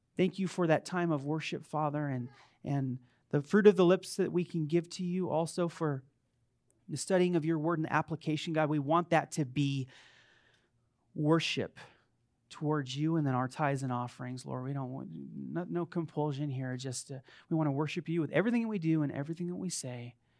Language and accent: English; Las Vegas, Nevada, United States; I was born in Vegas